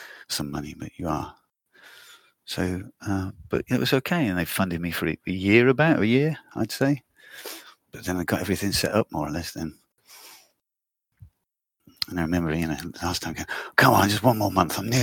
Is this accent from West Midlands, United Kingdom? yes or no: yes; Stratford-upon-Avon, West Midlands, United Kingdom; now in Düsseldorf, Germany; I grew up in Stratford-on-Avon in the Midlands